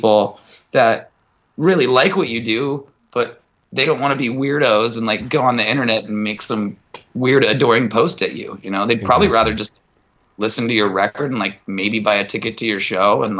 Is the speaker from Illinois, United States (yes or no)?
no; Mukilteo, Washington, United States; from Muckle TL that like plays guitar